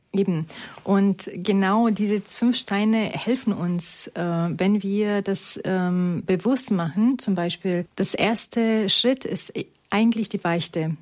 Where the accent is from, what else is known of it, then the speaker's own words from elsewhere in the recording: Romania; moved away; ich komme ursprünglich aus Rumänien